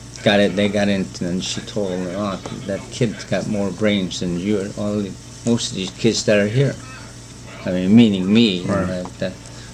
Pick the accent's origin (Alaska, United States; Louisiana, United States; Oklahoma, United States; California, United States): Alaska, United States; Fairbanks; also born or lived in Kotzebue, Alaska; Then we came back over here in 1945, and so I've been living here since then.